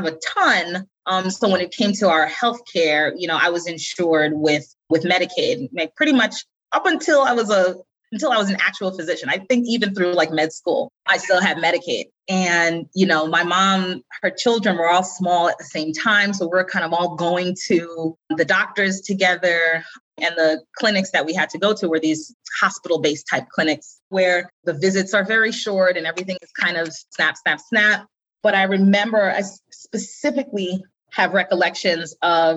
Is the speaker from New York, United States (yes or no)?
yes; New York City, New York, United States; accent: Staten Island; I was born and raised in New York City. And when I start talking about it, you'll hear my Staten Island accent come out